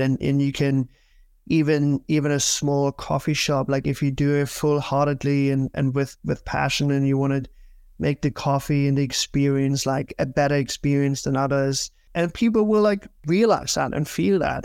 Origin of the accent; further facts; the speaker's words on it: Germany; moved away as an adult; also born or lived in United Kingdom; now in New York, United States; I'm originally from Germany